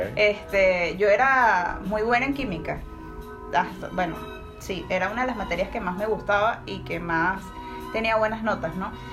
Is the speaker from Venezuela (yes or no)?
yes; Caracas, Capital District, Venezuela; moved away as an adult; now in Peru; Vengo de Venezuela, Caracas, la bueno, sí, la ciudad de Caos.